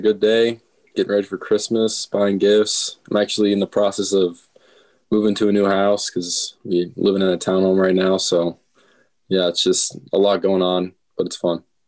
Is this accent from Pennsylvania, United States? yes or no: no; Omaha, Nebraska, United States; also born or lived in Minnesota; Omaha, Nebraska. Born in, well, not born and raised. Was born and raised from Minnesota, and we moved down here and uh, went to school all my life in Omaha